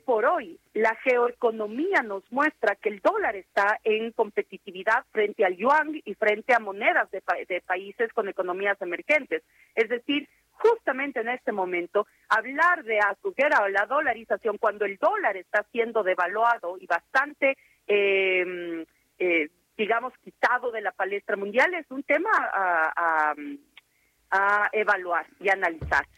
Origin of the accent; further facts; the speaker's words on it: Ecuador; mi país